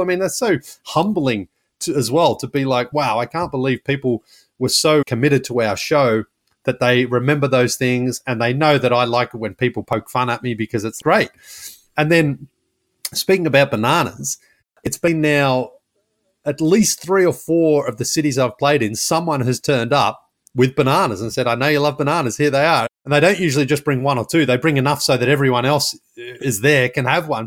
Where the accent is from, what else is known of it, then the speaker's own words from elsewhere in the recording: Australia; now in United States; I'm from Australia, but I live in the United States.